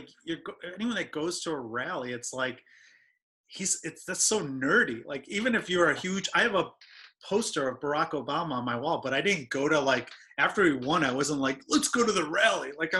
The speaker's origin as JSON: {"language": "English", "country": "Iran", "moved": "yes", "said": "I'm from Iran"}